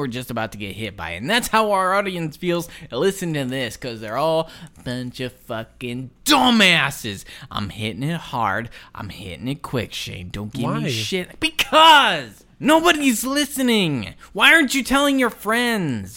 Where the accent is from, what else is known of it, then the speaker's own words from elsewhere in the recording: the South, United States; we're from the South